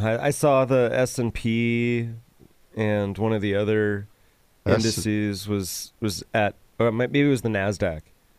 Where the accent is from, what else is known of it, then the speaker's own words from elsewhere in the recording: Northern California, United States; Since I grew up in Northern California